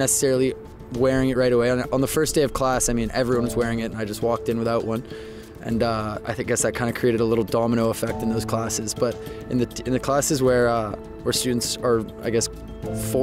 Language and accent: English; Toronto, Ontario, Canada; now in Waterloo, Canada; I'm from Toronto originally, grew up there, was born there.